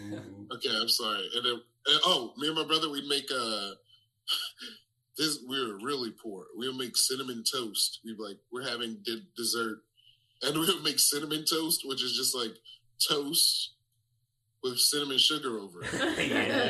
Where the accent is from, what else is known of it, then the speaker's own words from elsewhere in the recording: Detroit, Michigan, United States; In Detroit, Michigan.